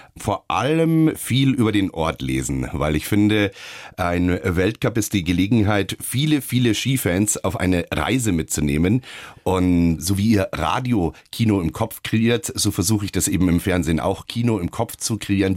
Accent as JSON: {"language": "German", "town": "Munich", "region": "Bavaria", "country": "Germany", "said": "Als Münchner, als Bayer"}